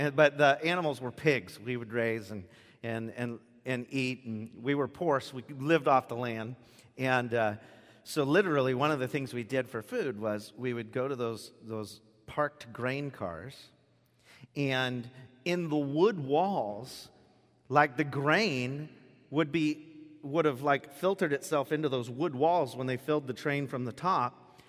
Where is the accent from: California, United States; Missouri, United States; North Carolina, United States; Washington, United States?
Washington, United States; Gate; When I was a kid, I grew up in Gate. Does anybody know where Gate, Washington is here? Gate, Washington.